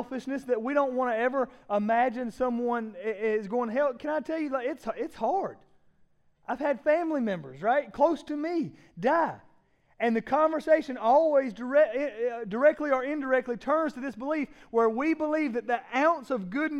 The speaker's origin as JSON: {"language": "English", "town": "Laurens", "region": "South Carolina", "country": "United States", "tie": "born or raised there", "moved": "yes"}